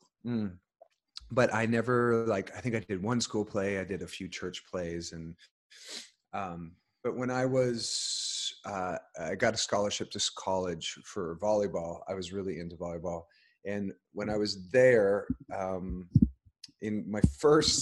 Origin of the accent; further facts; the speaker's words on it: Alberta, Canada; now in Los Angeles, United States; I grew up on a really small, sort of a hobby farm in Alberta